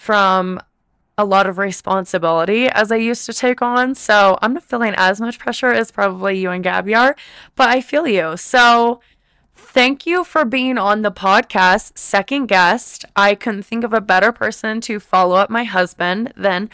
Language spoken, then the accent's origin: English; Vail, Colorado, United States; I was born in Vail.